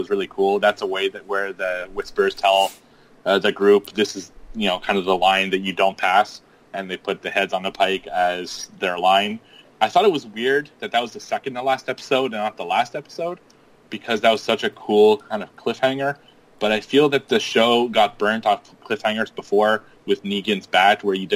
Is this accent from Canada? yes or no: yes; Canada; being Canadian, I get some pretty crazy winters